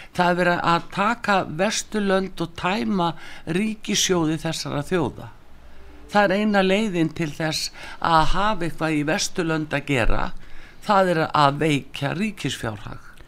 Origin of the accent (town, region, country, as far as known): Iceland